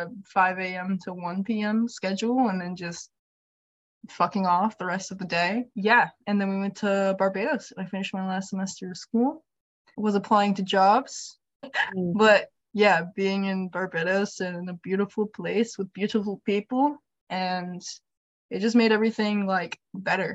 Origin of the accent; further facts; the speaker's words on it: Hawaii, United States; moved away as an adult; also born or lived in Michigan; now in Minneapolis, United States; Born and raised in Hawaii